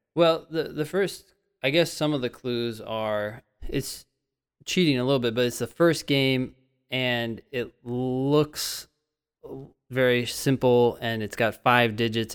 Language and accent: English; Northern California, United States; I'm from California, but as a Northern Californian, I never really went down to Southern California